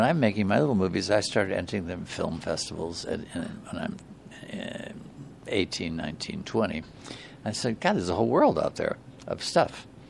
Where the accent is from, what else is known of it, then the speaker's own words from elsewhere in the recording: Chicago, Illinois, United States; I love Chicago, I'm in Chicago